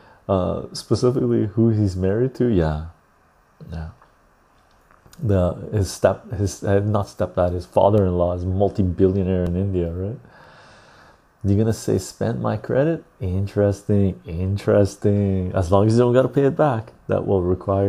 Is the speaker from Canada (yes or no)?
yes; west coast of Canada, Canada; accent: West Coast Canadian; West Coast of Canada.